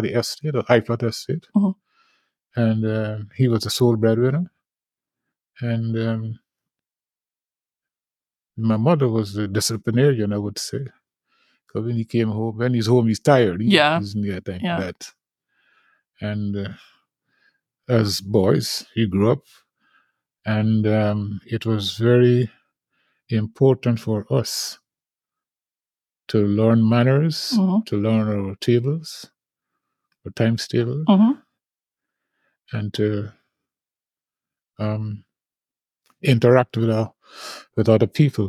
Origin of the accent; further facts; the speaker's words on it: Guyana; now in United States; I was born in Guyana, in South America. I came to America in 1985